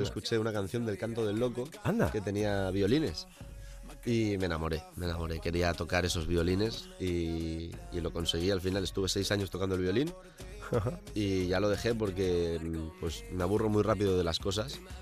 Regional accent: El Puig, Valencian Community, Spain; moved away; donde yo vivo, bueno, donde yo vivía, donde me crié, eh, en Valencia

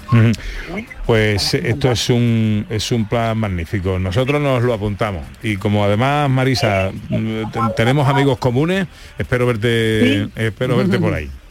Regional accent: El Viso del Alcor, Andalusia, Spain; mi pueblo, de uno de mis pueblos, Del Viso del alcohol

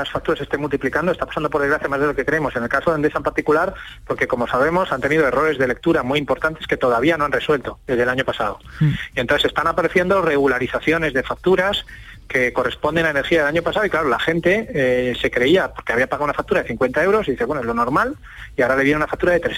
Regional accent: Seville, Andalusia, Spain; de Sevilla

